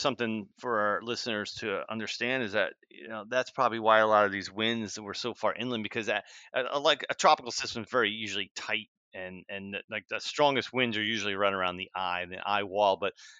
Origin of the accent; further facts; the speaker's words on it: New Jersey, United States; moved away; I used to go to Seaside Heights growing up as a kid because I grew up in New Jersey.